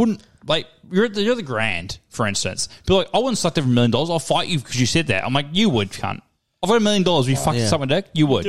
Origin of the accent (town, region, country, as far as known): New Zealand